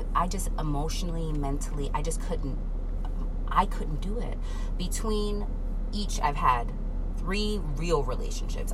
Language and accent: English; New York, United States; I grew up in New York